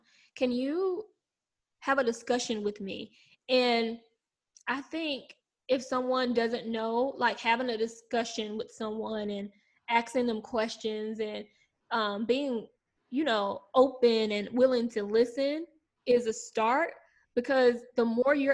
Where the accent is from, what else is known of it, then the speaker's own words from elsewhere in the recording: South Carolina, United States; I'm from South Carolina